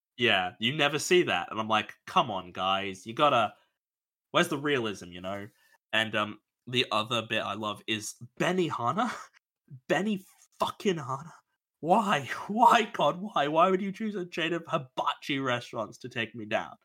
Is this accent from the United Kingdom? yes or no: no; Australia; I'm Australian